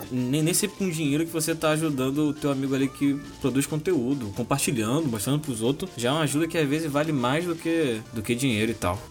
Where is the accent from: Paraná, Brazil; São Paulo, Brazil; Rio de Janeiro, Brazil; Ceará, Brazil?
Rio de Janeiro, Brazil; Duque de Caxias; aqui no bairro onde eu, onde eu nasci, onde eu cresci